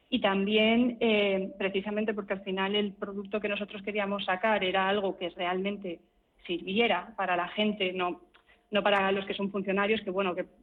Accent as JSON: {"language": "Spanish", "town": "Burgos", "region": "Castile and León", "country": "Spain", "said": "yo soy de Burgos, yo ya estoy cubierta"}